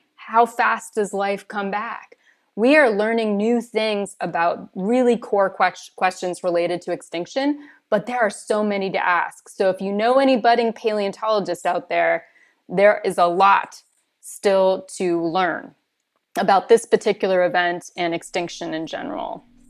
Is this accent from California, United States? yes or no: yes; California, United States; moved away; I grew up in California